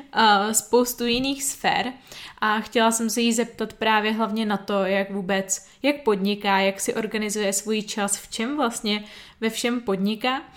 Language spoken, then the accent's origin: Czech; Plzeň, Plzeň Region, Czechia; já jsem z Plzně